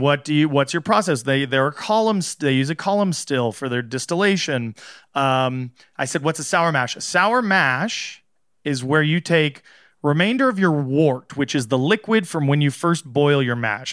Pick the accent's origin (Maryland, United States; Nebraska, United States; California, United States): California, United States; Southern; I grew up in Southern California